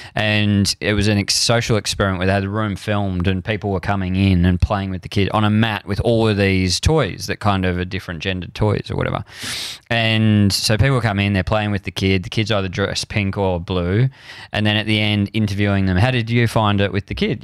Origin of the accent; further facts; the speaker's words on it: Frankston, Victoria, Australia; I grew up in Frankston and the cricket club was my kind of church of man